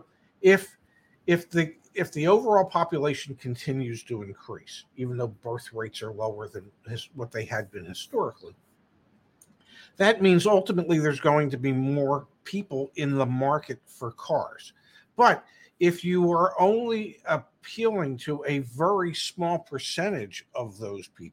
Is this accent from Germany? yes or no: no; Philadelphia, Pennsylvania, United States; I grew up in the Philadelphia area